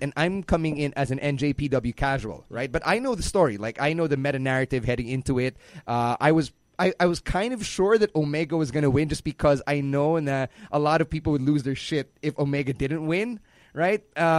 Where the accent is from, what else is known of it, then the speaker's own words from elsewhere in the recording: Philippines; It's kind of like how I'm Filipino, how I'm Chinese Filipino.